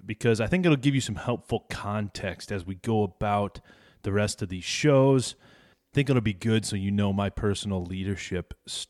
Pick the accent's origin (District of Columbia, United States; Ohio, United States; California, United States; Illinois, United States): Illinois, United States; Ashkum; also born or lived in Chicago area / Wyoming / Dumas, Texas; then back to Illinois in a small town with 650 people called Ashcombe, Illinois, and that's where we lived up to Y2K time frame